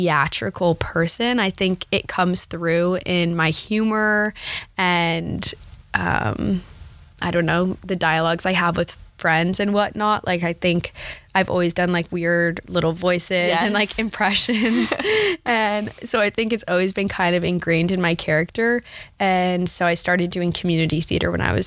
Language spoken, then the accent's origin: English; New Jersey, United States; I'm from a small town in New Jersey